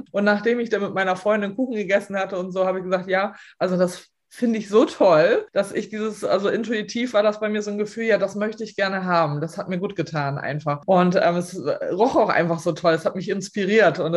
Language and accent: German; Lower Saxony, Germany; Ich komme aus Ostfriesland, lebe hier mit meinem Mann und meinen zwei Söhnen ähm, auf einem Resthof.